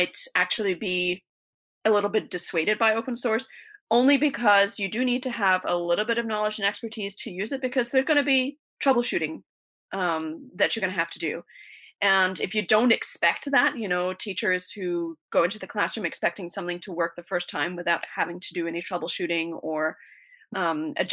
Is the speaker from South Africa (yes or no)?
yes; South Africa; moved away; I was born in South Africa, and I grew up out in the middle of the African bush